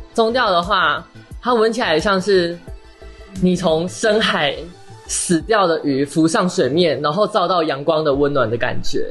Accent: Taiwan; 反正我们是喝地沟水长大的台湾人啊

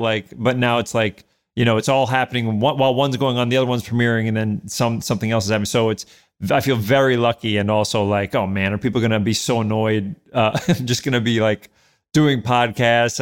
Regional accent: New York City, New York, United States; born or raised there; moved away as an adult; also born or lived in Edgemont, Westchester, New York / Manhattan, New York

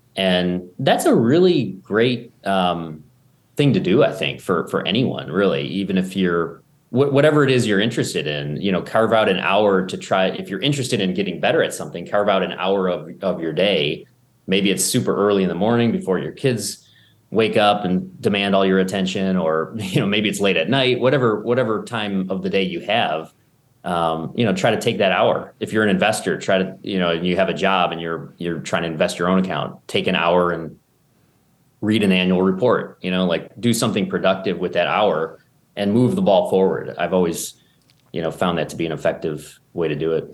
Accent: Buffalo, New York, United States; I grew up in Buffalo

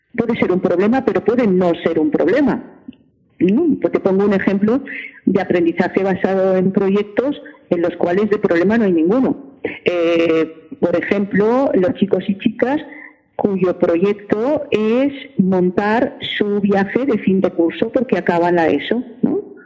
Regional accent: L'Hospitalet de Llobregat, Catalonia, Spain; Yo soy de Hospitalet de Llobregat

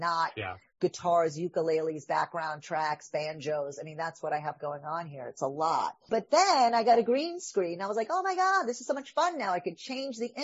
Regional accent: New York, United States; I'm a Jew from New York

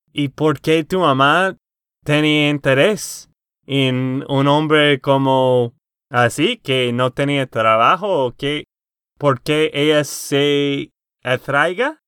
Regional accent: Texas, United States; de Texas, Estados Unidos.

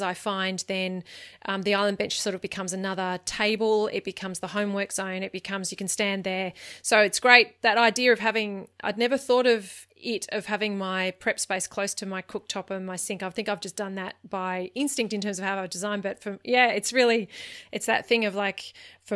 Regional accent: Australia; for me as an Australian

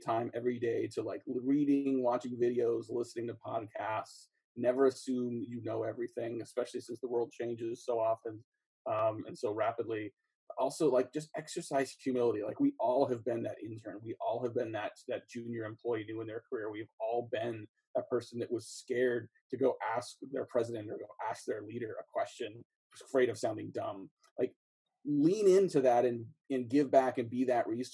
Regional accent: East Bay, Bay Area, Northern California, United States; a mom and pop grocery store where I grew up in the East Bay, Bay Area, Northern California

